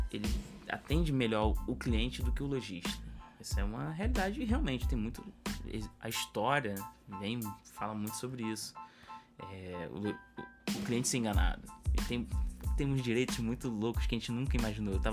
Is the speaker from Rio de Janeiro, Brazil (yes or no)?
yes; Rio de Janeiro, Brazil; A gente é do Rio de Janeiro e a gente entregou a parada pro cliente